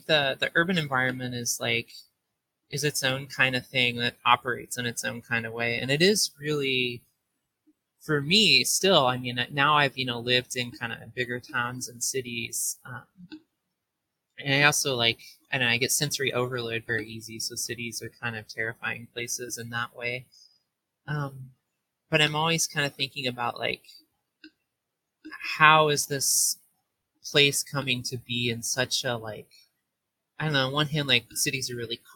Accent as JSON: {"language": "English", "region": "rural Southeast Missouri", "country": "United States", "tie": "born or raised there", "also_born_or_lived": "East Coast", "moved": "as an adult", "said": "I grew up in Southeast Missouri, like rural Southeast Missouri, in a place called Fairdeland"}